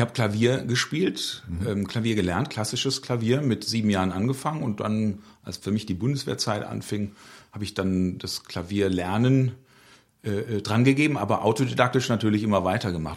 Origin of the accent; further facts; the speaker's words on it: Pulheim, North Rhine-Westphalia, Germany; Pulheim ist meine Heimat und für Pulheim gebe ich alles.